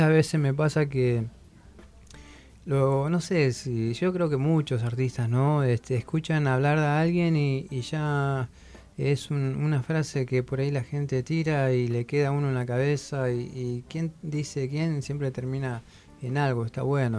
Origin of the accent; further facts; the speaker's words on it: Pedro Luro, Buenos Aires Province, Argentina; moved away as an adult; no soy de Buenos Aires, soy de Pedro Luro, partido de Villarino, eh, al límite de la Patagonia, el río Colorado